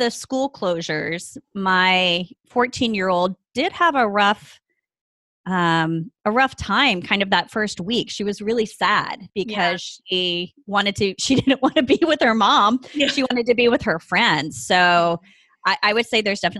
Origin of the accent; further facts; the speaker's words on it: the South, United States; also born or lived in Ohio, United States; now in California, United States; I am a Southerner who has been transplanted to the West Coast via the Midwest